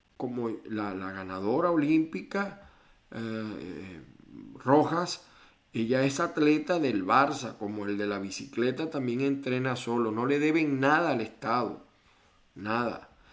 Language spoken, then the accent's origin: Spanish; Venezuela; moved away as an adult; now in Chile; soy de Venezuela